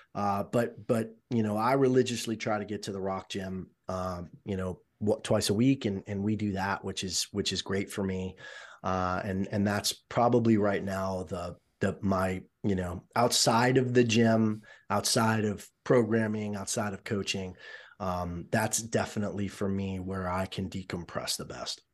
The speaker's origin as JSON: {"language": "English", "town": "Miami", "region": "Florida", "country": "United States", "tie": "born or raised there", "moved": "yes", "said": "I was born and raised in Miami"}